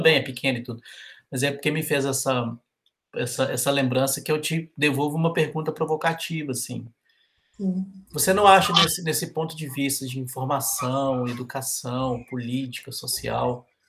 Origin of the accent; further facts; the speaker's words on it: Brazil; nós brasileiros